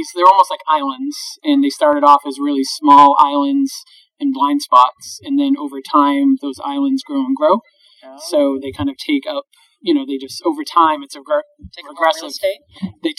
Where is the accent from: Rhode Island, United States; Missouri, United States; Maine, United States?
Maine, United States; Sanford; I grew up in Sanford, Maine, which is the southern part of Maine.